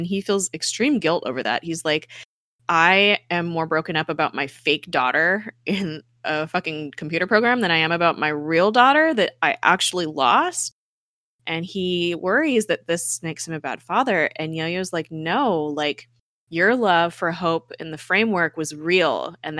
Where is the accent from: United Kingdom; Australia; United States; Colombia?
Colombia; I grew up like in Colombia, like that was run by you know, drug lords essentially, and gun, you know, a corrupt government.